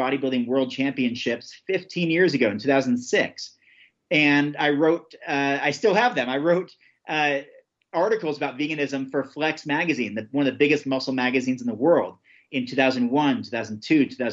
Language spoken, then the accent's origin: English; Oregon, United States; my home state of Oregon